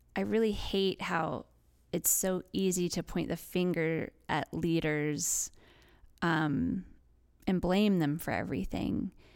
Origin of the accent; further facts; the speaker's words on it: West Virginia, United States; growing up in West Virginia